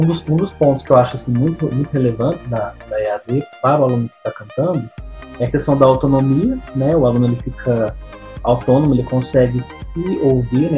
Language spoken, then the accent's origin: Portuguese; Franca, São Paulo, Brazil; eu sou daqui da cidade de Franca